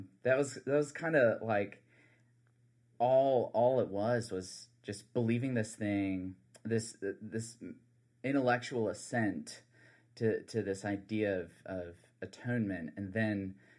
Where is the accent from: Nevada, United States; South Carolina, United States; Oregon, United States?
South Carolina, United States; I'm originally from the Low Country of South Carolina.